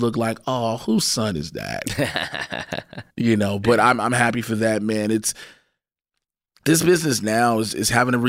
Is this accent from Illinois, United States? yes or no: yes; Chicago, Illinois, United States; I remember as a kid, growing up on the South Side of Chicago, bro